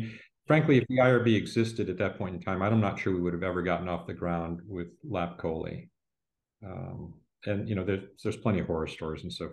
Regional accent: Midwest, United States; I was a kid from the Midwest who'd been turned

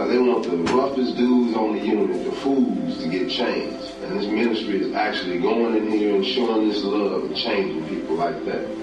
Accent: Los Angeles, California, United States; I was born and raised in Los Angeles, California. I grew up in the street gangs there.

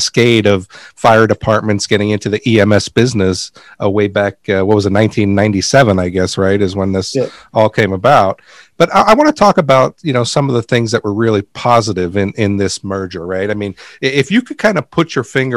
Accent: New York City, New York, United States; I grew up in Middle Village, Queens, and every time I left my house, I was able to look to my left and see the towers right there in Manhattan

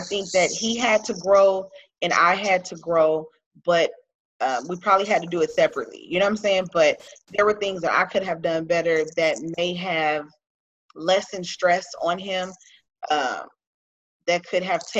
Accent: Los Angeles, California, United States; I'm from South Central Los Angeles, okay? I'm from the hood. So I'm definitely a product of my environment.

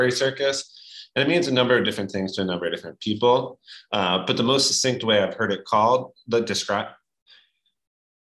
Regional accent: New York, United States; I lived in New York growing up

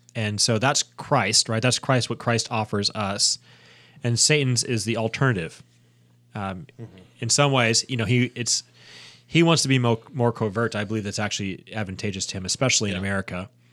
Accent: United States; as an American

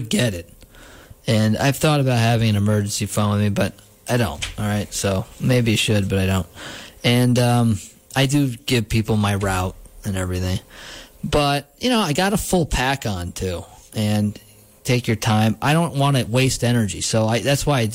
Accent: Gardiner, New York, United States; where I grew up in Gardner

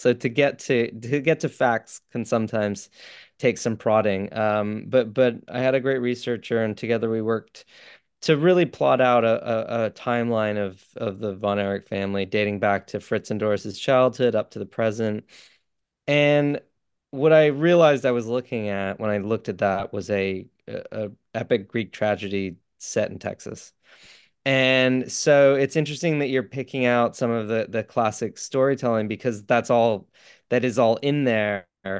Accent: England, United Kingdom; also born or lived in New York / Canada; I'm not, no. Grew up between England, New York. I was born in Canada.

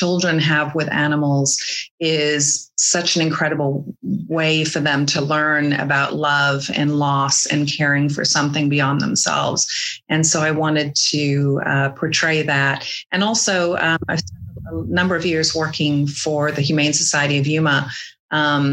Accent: England, United Kingdom; moved away as an adult; now in American West, United States; I grew up in England till I was 20 years old.

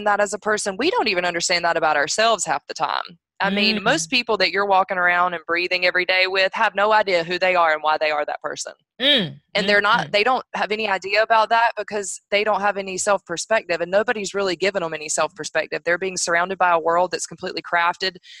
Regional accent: North Carolina, United States; North Carolina is my home state

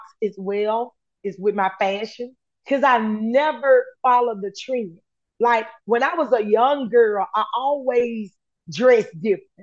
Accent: United States; accent: Ebonics; first language Ebonics; I was raised in America

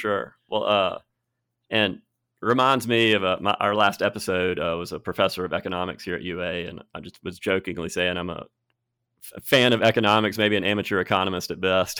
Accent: Birmingham, Alabama, United States; moved away as an adult; also born or lived in Cherokee Bend; now in Tuscaloosa, United States; I grew up in Birmingham. I moved here, let's see, twenty twelve, I was thirty-two

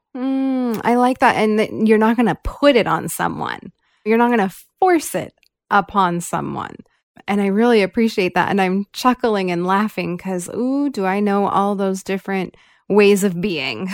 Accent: California, United States; I grew up here in California

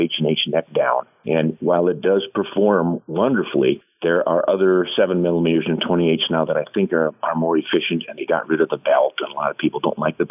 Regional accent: United States; I'm an American

